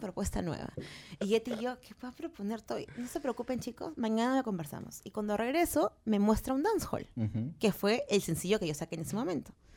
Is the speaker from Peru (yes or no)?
yes; Peru; yo soy cantante peruana